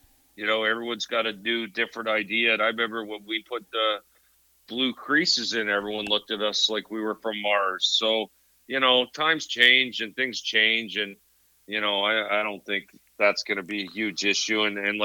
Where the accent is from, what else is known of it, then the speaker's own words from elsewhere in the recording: Canada; as a Canadian